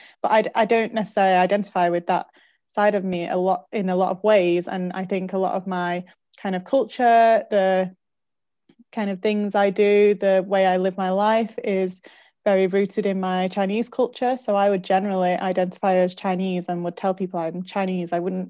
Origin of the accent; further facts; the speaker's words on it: Manchester, North West England, United Kingdom; I'm from Manchester and kind of have that side of me. So whilst I don't necessarily identify as being English, I do identify as being Mancunian.